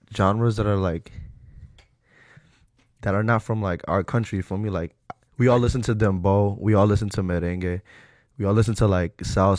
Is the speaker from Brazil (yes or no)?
no; Ecuador; We're Ecuadorian.